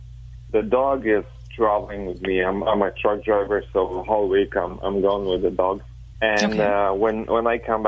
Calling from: Chicago, Illinois, United States; Chicago, Illinois.

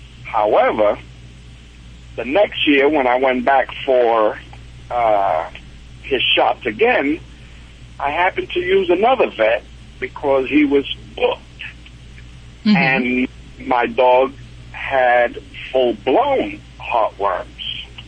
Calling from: Killeen, Texas, United States; I'm calling from Killeen, Texas.

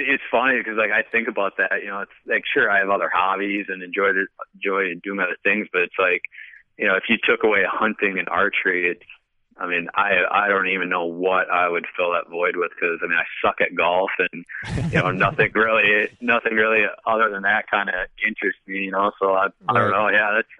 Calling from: Wisconsin, United States; Wisconsin, Rapid, Wisconsin.

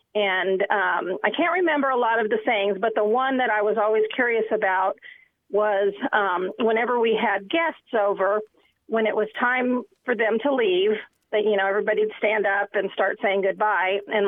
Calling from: Huntsville, Alabama, United States; I'm calling from the Rocket City, Huntsville, Alabama.

